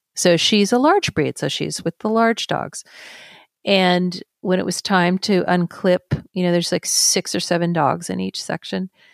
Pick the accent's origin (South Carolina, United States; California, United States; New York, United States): California, United States; Carmel Valley; also born or lived in San Francisco; Then we would relocate back to my hometown in Carmel Valley